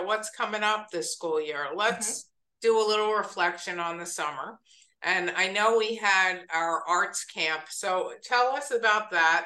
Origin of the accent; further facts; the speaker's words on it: East Coast, United States; moved away; I'm from the East Coast